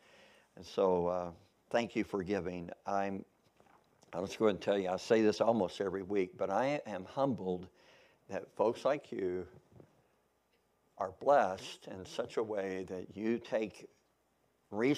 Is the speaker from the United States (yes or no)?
yes; Kentucky, United States; also born or lived in Missouri; now in Oklahoma, United States; I was born in Missouri. I grew up in Kentucky. So I feel like I'm a Kentuckian, even though I was born in Missouri. But I've been in Oklahoma since 1978.